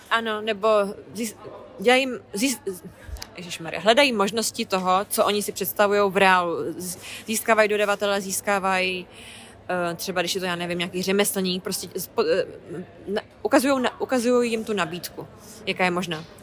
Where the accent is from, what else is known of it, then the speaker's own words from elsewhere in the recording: Hradec Králové, Hradec Králové Region, Czechia; moved away as an adult; now in London, United Kingdom; V Mým rodném Hradci